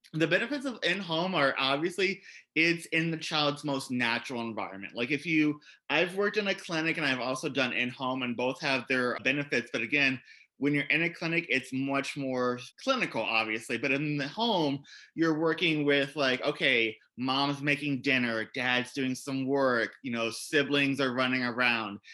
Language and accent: English; Columbus, Indiana, United States; I was a teacher in the state of Indiana where I grew up